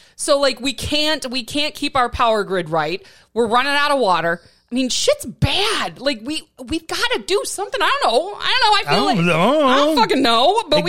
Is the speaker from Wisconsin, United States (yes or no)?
yes; Wisconsin, United States; moved away as an adult; now in Tucson, United States; my home state of Wisconsin